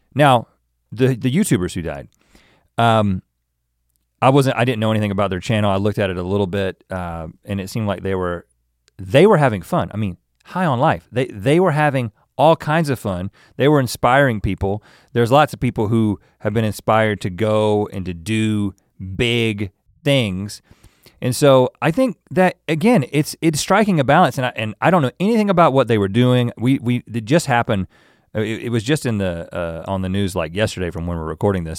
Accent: United States; we're the American tourists

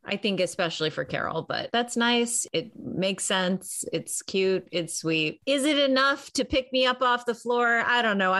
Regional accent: Chicago, Illinois, United States; I'm from Chicago.

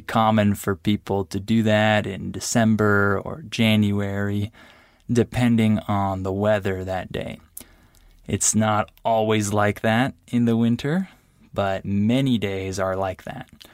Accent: San Diego, California, United States; my hometown, which is San Diego, California

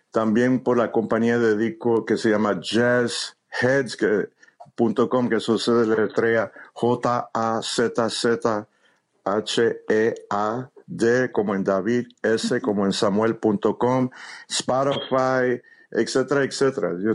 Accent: Puerto Rico; Yo soy puertorriqueño.

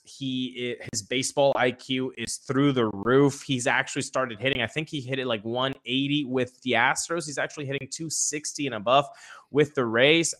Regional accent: Venezuela; I was born in Venezuela, grew up in Venezuela

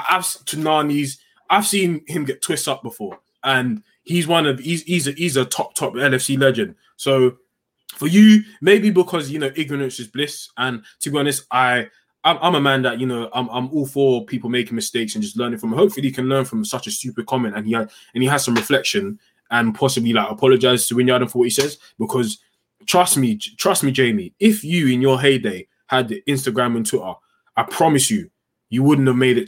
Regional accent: United Kingdom; as Britain, as a British people

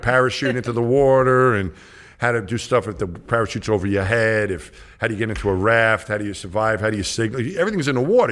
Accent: New York, United States; I grew up in New York.

